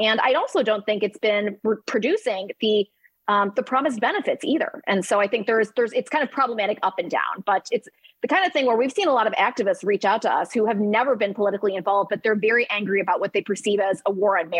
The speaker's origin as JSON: {"language": "English", "region": "New York", "country": "United States", "said": "You know, as a New Yorker, that it's very much a hot political issue."}